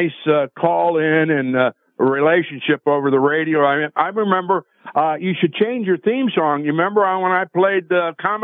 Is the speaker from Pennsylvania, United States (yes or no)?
yes; near Philadelphia, Northeastern Pennsylvania, United States; I grew up in Northeastern Pennsylvania, near Philadelphia